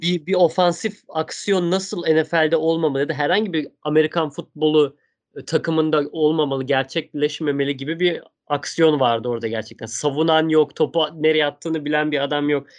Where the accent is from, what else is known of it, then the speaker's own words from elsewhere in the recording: Stuttgart, Baden-Württemberg, Germany; moved away; Stuttgart'ta benim Şehrim canım benim.